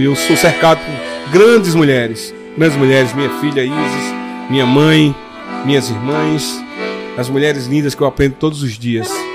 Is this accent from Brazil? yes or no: yes; Inajá, Pernambuco, Brazil; moved away; also born or lived in Europe / Rio de Janeiro / São Paulo; Inajá é uma cidade que fica no sertão do Mochotó, pertinho ali de Buíque, né? É, sua, pertinho de, sua de cidade, né? minha cidade, cidade onde nasci